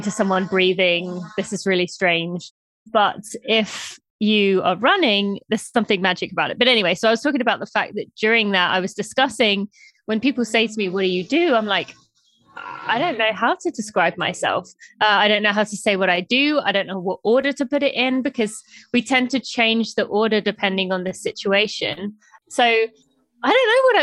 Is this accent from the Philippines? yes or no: no; United Kingdom; moved away as an adult; now in United States; I am from the UK, from just north of London. I moved to America when I was 18 on a track and field cross country scholarship